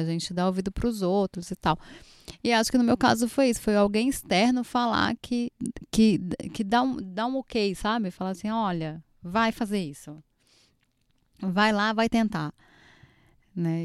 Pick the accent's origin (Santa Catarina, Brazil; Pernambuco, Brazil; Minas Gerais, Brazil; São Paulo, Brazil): Pernambuco, Brazil; eu, como boa pernambucana